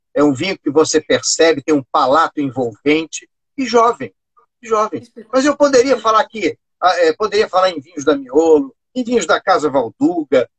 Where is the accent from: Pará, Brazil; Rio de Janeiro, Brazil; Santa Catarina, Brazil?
Rio de Janeiro, Brazil; na minha terra, na minha terra aqui no Recreio dos Bandeirantes